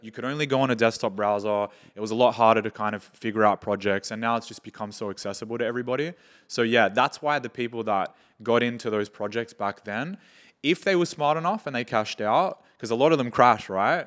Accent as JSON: {"language": "English", "country": "Australia", "tie": "born or raised there", "moved": "as an adult", "lives_now": "Dubai, United Arab Emirates", "said": "I'm from Australia. And I was born and raised there, have moved to Dubai like four"}